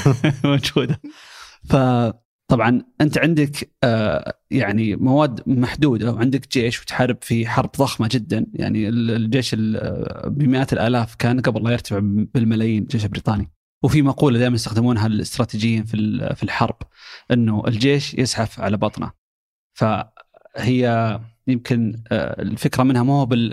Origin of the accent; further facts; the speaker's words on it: Saudi Arabia; عندنا في السعوديه.